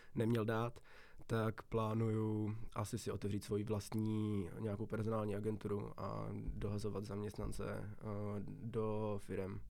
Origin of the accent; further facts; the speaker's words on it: Vacov, South Bohemian Region, Czechia; moved away as an adult; now in České Budějovice, Czechia; Já jsem tady v podstatě ze Šumavy, kousek od Strakonic, pak je tam taková, takový městečko jménem Vacov a já bydlím ještě v takový malinký vesnice jménem Dobrý